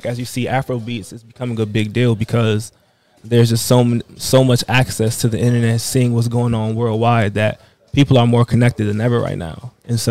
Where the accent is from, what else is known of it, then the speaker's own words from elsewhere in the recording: Washington, United States; also born or lived in Prince George's County, Maryland; I'm from Senegal, but I'm born and raised in Washington, D.C. and PG County, Maryland.